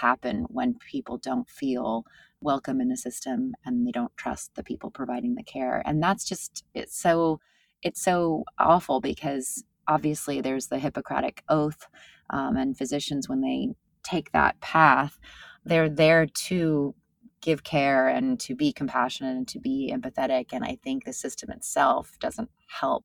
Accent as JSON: {"language": "English", "region": "California", "country": "United States", "tie": "born or raised there", "moved": "yes", "lives_now": "New York, United States", "said": "I grew up in California"}